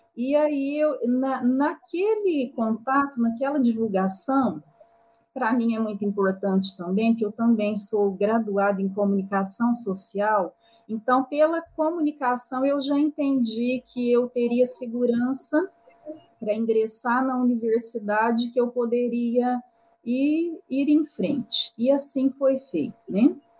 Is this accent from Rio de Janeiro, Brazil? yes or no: no; Itirapuã, São Paulo, Brazil; now in Franca, Brazil; eu sou natural de Itirapuã, São Paulo, uma cidadezinha de 5 mil habitantes. No entanto, eu moro em Franca